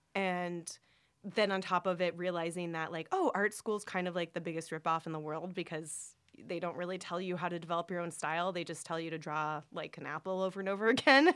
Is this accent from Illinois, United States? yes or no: no; Orange County, California, United States; I grew up in Orange County. It's very conservative place